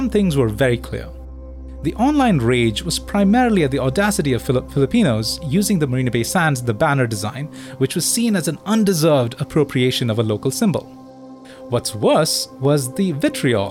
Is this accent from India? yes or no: yes; India; moved away as an adult; now in Singapore; I'm Indian